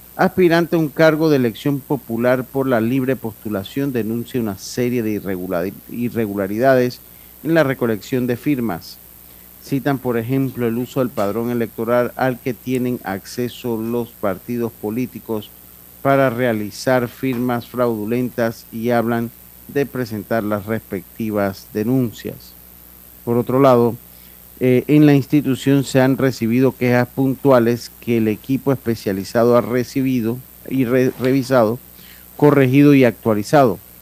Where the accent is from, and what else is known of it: Panama